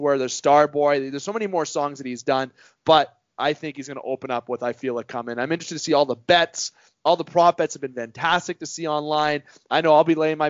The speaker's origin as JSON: {"language": "English", "country": "Canada", "said": "being a Canadian"}